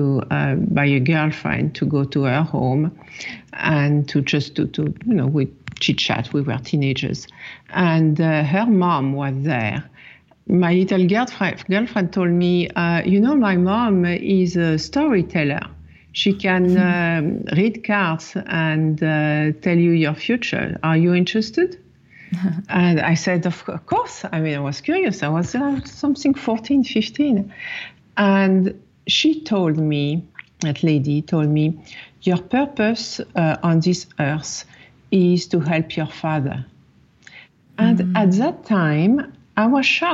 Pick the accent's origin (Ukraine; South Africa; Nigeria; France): France; Paris, Île-de-France; moved away as an adult; now in New York, United States; It was my first year in New York. I grew up in Paris.